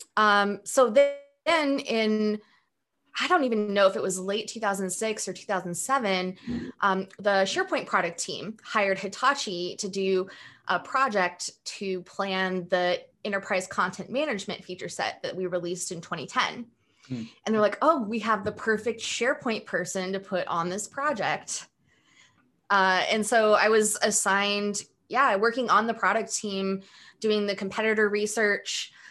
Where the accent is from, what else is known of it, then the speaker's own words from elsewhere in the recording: Pullman, Washington, United States; moved away; also born or lived in Moscow, Idaho; I grew up in a um, small town in eastern Washington and also in northern Idaho in an area called the Palouse.